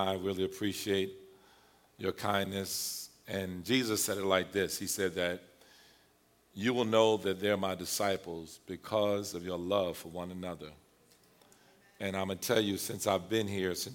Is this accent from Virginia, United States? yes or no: yes; Halifax County, Virginia, United States; I was born in Halifax County, which is a very rural area in Virginia.